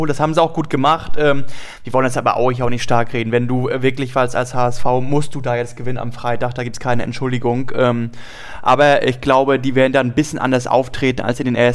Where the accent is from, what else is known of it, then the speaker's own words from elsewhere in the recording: Mecklenburg-Vorpommern, Germany; Ich bin, äh, oh, ich bin Mecklenburger, aber kein, kein Sachse.